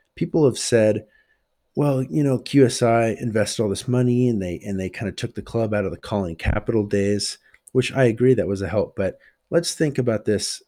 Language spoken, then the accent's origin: English; United States; I'm American